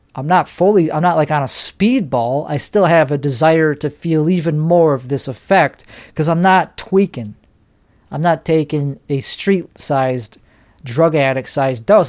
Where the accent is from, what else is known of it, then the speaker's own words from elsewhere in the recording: Chicago, Illinois, United States; I'm from Chicago